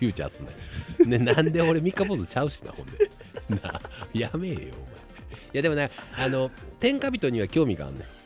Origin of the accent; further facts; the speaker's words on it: Osaka, Japan; 僕ら大阪人やから